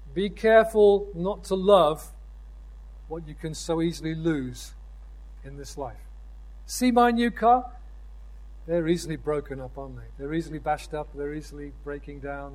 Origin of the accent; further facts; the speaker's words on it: United Kingdom; I'm a citizen of the United Kingdom